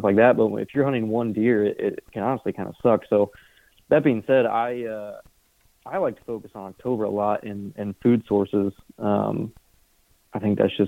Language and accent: English; Indiana, United States; moved away as an adult; now in Iowa, United States; I grew up in Indiana, grew up hunting